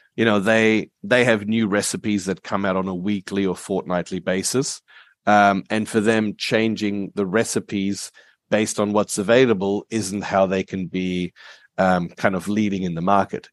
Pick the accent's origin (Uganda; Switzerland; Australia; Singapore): Australia; Perth, Western Australia; also born or lived in Germany / Asia; we came from Germany to, to Australia when I was eight, so I grew up here